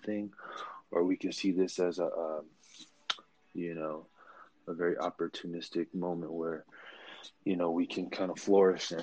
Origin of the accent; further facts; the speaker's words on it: Oxnard, California, United States; also born or lived in Oakland, California / San Francisco, California; I hail from the Bay Area, born in Oakland. California native, obviously. I made my way down to SoCal when I was about 9, 10 years old. And, you know, just kind of went through the school system, middle school, high school, down on the coast, a small town called Oxnard